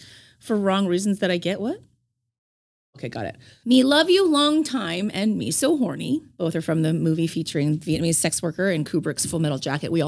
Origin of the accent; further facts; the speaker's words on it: India; Are you feather Indian or the dot Indian when they find out I'm Indian?